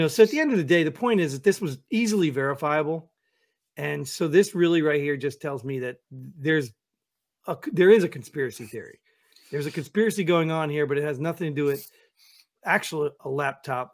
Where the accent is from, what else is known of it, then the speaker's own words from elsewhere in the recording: United States; as an American